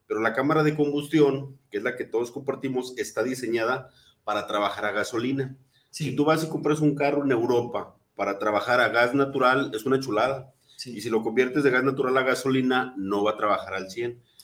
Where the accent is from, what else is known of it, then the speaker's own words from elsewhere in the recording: Mexico; Como buenos mexicanos